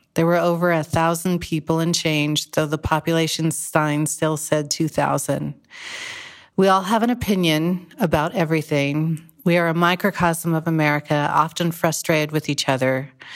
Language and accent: English; Whittier, California, United States; moved away as an adult; also born or lived in San Francisco, California; now in Greenville, California, United States; I'm from Whittier, California